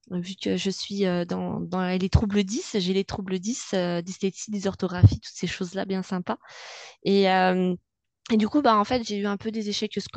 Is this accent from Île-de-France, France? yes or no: no; Bonneville, Auvergne-Rhône-Alpes, France; je suis née à Bonneville, j'ai fait ma scolarité à Bonneville, je vis à Bonneville.